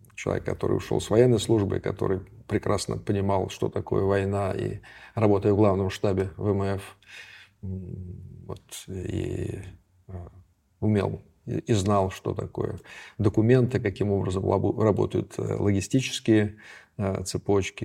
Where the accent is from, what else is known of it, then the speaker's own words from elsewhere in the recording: Saint Petersburg, Russia; Я ленинградец